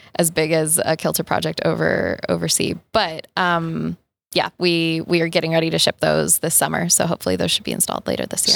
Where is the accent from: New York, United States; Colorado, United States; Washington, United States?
Colorado, United States; Boulder; I'm from Boulder, Colorado, and my connection to the outdoors, despite growing up in Boulder